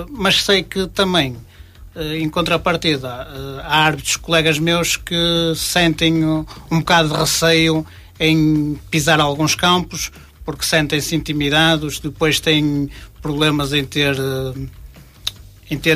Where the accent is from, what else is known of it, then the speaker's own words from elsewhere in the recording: Norte, Portugal; uma vez que eu não sou de Famalicão, sou de cidade próxima